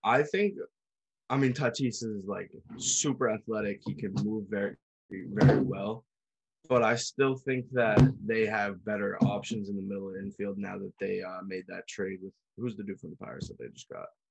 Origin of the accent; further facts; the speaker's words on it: New England, United States; we're from New England